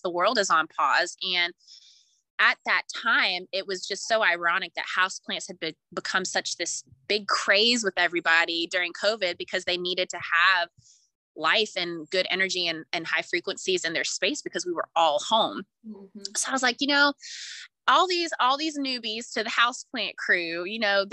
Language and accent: English; Raleigh, North Carolina, United States; also born or lived in Brooklyn, New York; I was born and raised here in the Raleigh area